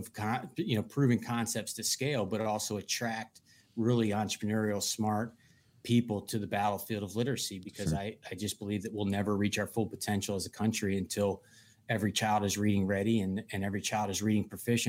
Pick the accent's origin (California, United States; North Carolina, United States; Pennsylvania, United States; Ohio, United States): Pennsylvania, United States; Love Suitorsville. I love the people of Western Pennsylvania.